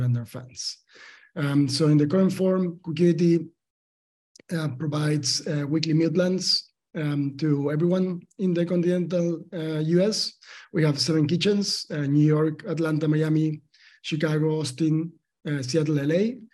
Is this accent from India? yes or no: no; Argentina; I'm from Argentina. I was born in a farm in Argentina, highly like agricultural country, and my family, my father is a farmer